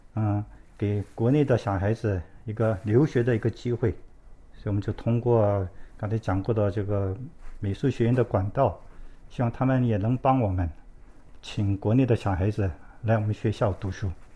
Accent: South Korea; 我是在韩国出生的，我的父母亲是从中国山东过来的

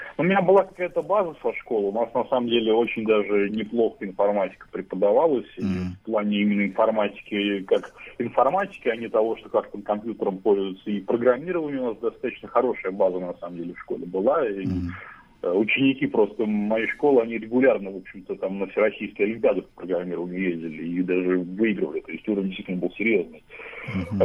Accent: Pechory, Pskov Oblast, Russia; now in Saint Petersburg, Russia; мой родной город, это город Печоры

